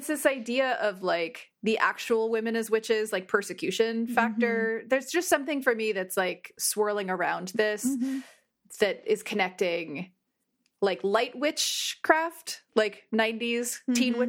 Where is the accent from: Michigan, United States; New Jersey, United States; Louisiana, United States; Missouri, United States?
New Jersey, United States; you're not from Jersey and you want to know what it was like growing up in North Jersey especially, just watch that and you'll understand us better.